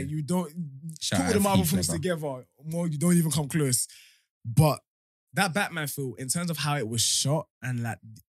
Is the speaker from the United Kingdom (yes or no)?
yes; Medway, South East England, United Kingdom; I grew up in Medway.